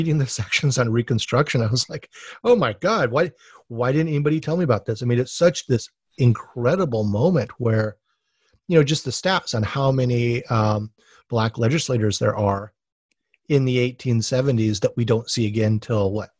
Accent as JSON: {"language": "English", "region": "Hawaii", "country": "United States", "said": "I'm from Hawaii, where the Civil War is like the most exotic thing ever."}